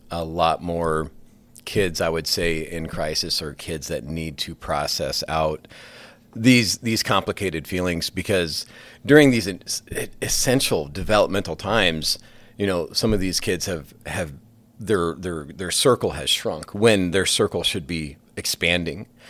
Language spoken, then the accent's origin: English; Sioux City, Iowa, United States; also born or lived in Spirit Lake; I grew up in Sioux City